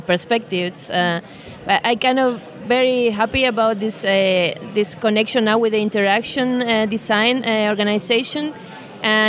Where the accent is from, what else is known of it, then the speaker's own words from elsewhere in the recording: Argentina; now in Germany; coming from Argentina, but living in Germany at the moment